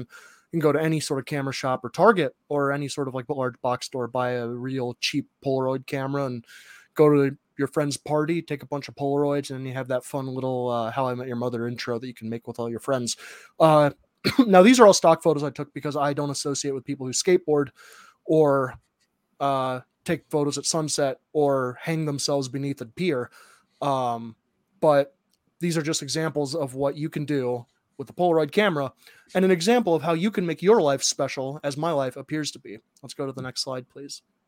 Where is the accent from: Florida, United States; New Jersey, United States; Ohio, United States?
Ohio, United States; i grew up in Ohio